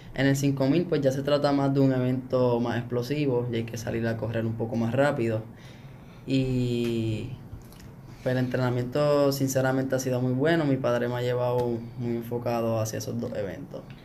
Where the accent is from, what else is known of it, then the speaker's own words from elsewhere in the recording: Aibonito, Puerto Rico; aquí en mi pueblo